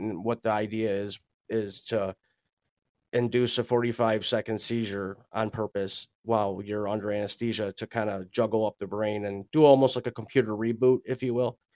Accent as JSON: {"language": "English", "town": "Buffalo", "region": "New York", "country": "United States", "tie": "born or raised there", "said": "born and raised in Buffalo, New York"}